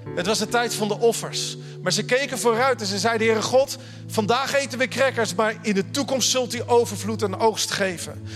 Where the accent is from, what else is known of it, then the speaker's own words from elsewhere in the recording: The Hague, South Holland, Netherlands; accent: Haags; now in Groningen, Netherlands; De eerste keer dat ik in Friesland sprak, dachten ze dat ik Willem-Alexander was. Zo haag sprak ik